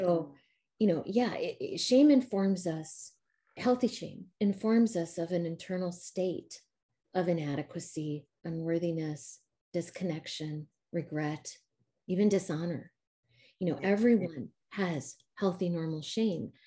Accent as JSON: {"language": "English", "region": "Midwest", "country": "United States", "tie": "born or raised there", "accent": "a little Midwestern mixed with a little Southern", "moved": "as an adult", "lives_now": "Spring, Texas, United States", "said": "born and raised in the Midwest and then moved here about uh, eight years ago."}